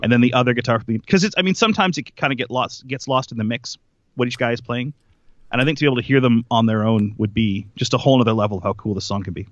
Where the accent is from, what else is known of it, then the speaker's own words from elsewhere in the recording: Canada; we're all Canadian